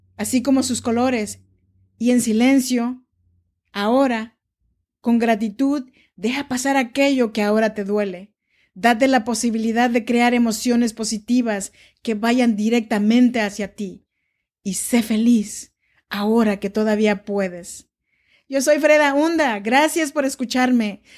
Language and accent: Spanish; Oaxaca, Mexico; now in Sacramento, United States; Yo soy nacida en Oaxaca, México, y vivo en Sacramento desde hace ya varios años